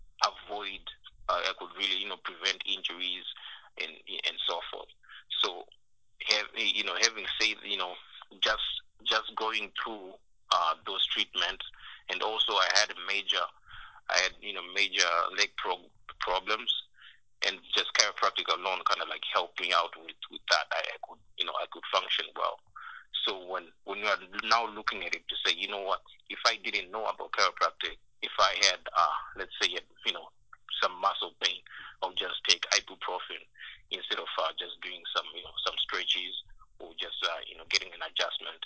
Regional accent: Zimbabwe; moved away as an adult; I came from Zimbabwe

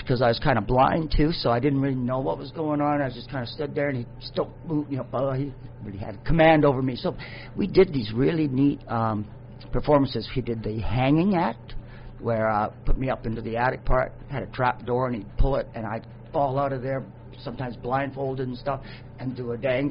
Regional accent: Vancouver, British Columbia, Canada; I was born and raised in Vancouver

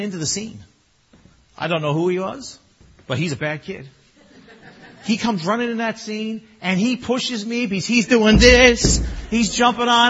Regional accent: Newfoundland and Labrador, Canada; I'm Newfoundlander.

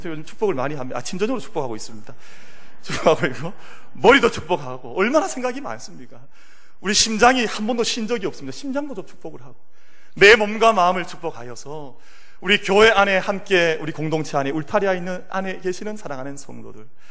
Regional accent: South Korea

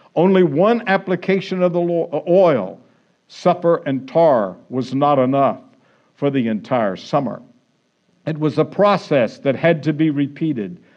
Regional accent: Florida, United States; now in California, United States; I grew up in Florida

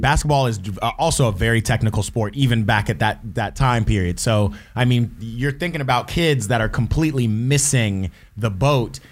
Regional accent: Atlanta, Georgia, United States; moved away; my hometown Atlanta

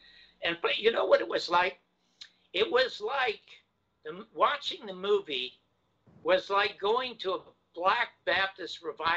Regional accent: Toronto, Ontario, Canada; now in Los Angeles, United States; Coming from Toronto, I grew up on Hockey Night in Canada with Foster Hewitt.

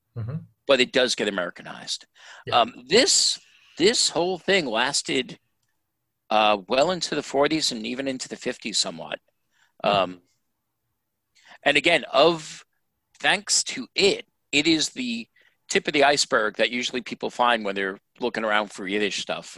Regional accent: New York, United States; I grew up in New York. And I grew up in New York in the 60s and 70s

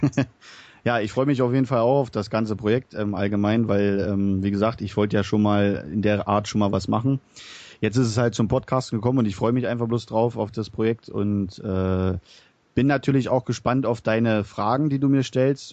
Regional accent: Berlin, Germany; now in Bavaria, Germany; ich wohne zurzeit in Bayern, komme mal gebürtig aus Berlin. Hört mal vielleicht an meinen Dialekt

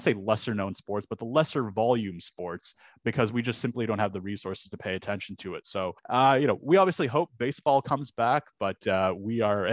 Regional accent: Canada; as a Canadian

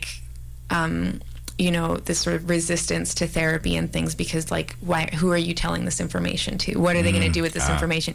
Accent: Victoria, British Columbia, Canada; moved away; also born or lived in Montreal; growing up in Victoria, which is sort of very white, and especially my elementary school

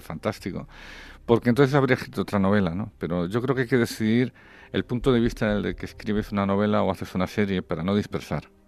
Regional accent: Spain; como español

